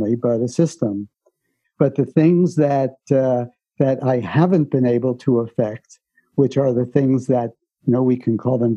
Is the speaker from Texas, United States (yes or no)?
no; New York City, New York, United States; I grew up in the Bronx